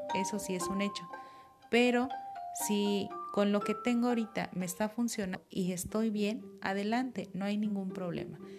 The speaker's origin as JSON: {"language": "Spanish", "country": "Mexico"}